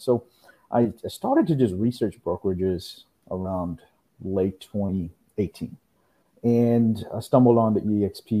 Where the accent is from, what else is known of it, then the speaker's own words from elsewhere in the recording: Houston, Texas, United States; also born or lived in India; I'm originally from India. I moved here when I was about 9 years old. Here, I'm in Houston, Texas, and I grew up here in Houston